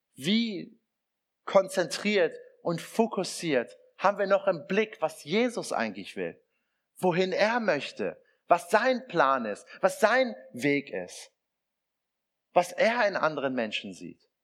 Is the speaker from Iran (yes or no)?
yes; Iran; now in Germany; meine, mein Ursprung ist iranisch, also ich komme aus dem Iran.